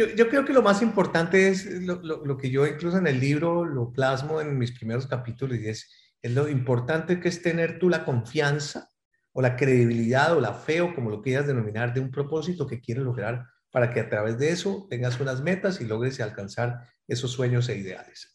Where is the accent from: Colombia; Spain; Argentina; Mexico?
Colombia; moved away as an adult; aunque añoro mi tierra, Colombia